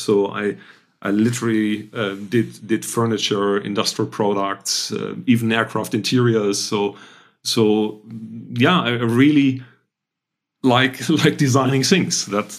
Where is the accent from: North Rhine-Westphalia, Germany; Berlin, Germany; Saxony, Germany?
North Rhine-Westphalia, Germany; I'm German. I'm trained as an industrial designer. So I'm coming from the Rhine area, close to Düsseldorf and Cologne.